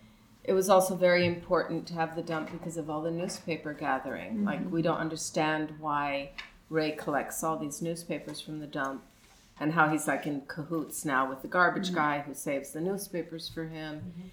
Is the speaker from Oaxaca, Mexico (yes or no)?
no; Mexico City, Mexico; You know, I grew up in Mexico City before we had the North American Free Trade Agreement